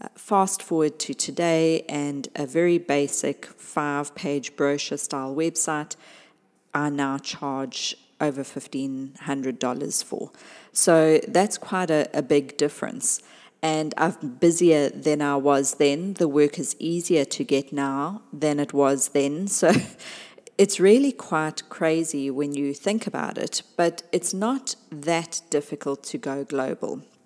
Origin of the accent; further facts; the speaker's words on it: South Africa; my home country, South Africa